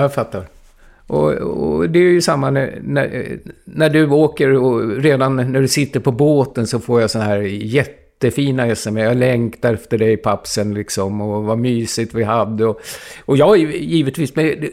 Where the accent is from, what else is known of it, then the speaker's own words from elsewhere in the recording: Stockholm, Stockholm County, Sweden; moved away as an adult; now in Gotland, Sweden; Jag är ju uppvuxen på Söder i Stockholm